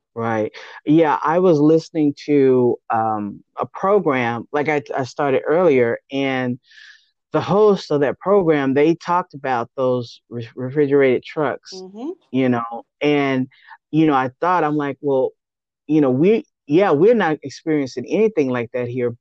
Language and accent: English; Austin, Texas, United States; I was actually born and raised in Austin